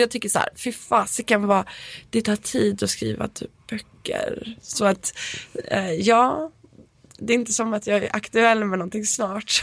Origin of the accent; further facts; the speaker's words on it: Stockholm, Stockholm County, Sweden; moved away; jag är uppväxt på Östermalm